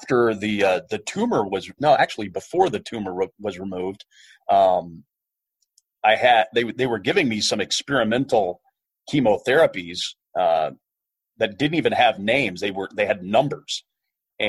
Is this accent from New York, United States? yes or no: no; Kansas, United States; moved away as an adult; I grew up in a small town in Kansas